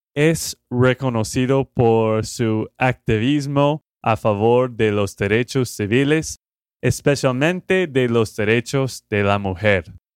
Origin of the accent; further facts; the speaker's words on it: Texas, United States; de Texas, Estados Unidos